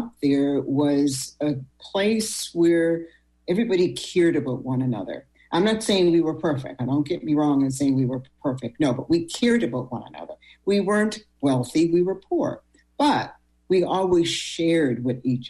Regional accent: Sydney, Nova Scotia, Canada; now in Halifax, Canada; I was born, as you know, in Cape Breton, Sydney, Whitney Pier.

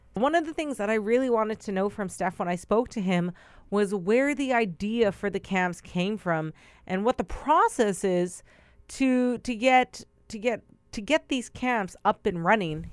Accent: Brokenhead Ojibway Nation, Manitoba, Canada; I am Anishinaabe from Broken Head Ojibwe Nation

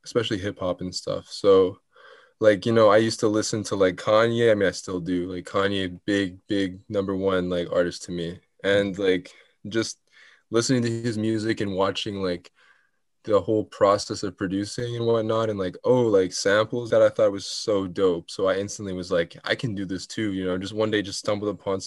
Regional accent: Winnipeg, Manitoba, Canada; also born or lived in Italy; born and raised in Winnipeg, Manitoba

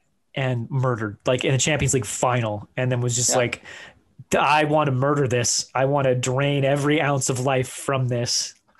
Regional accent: Iceland; Obviously my love, my home country, Iceland, not in this tournament, couldn't manage to make it happen, which I understand.

